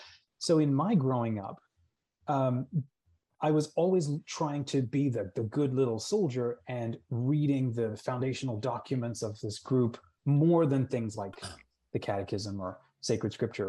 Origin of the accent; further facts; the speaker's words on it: New Zealand; born there; And we've moved all over the world. Like I was born in New Zealand.